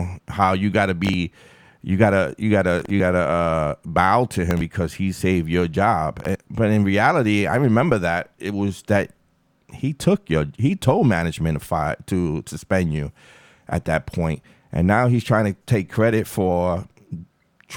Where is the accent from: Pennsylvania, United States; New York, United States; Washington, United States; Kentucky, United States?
New York, United States; New York City; I'm from Far Rockaway.